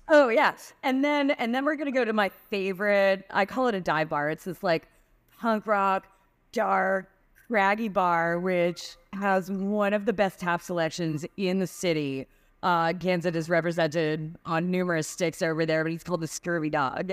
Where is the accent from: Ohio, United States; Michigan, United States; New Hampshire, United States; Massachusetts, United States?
Massachusetts, United States; Lexington; I grew up in Lexington, Massachusetts, which is where the Revolutionary War started.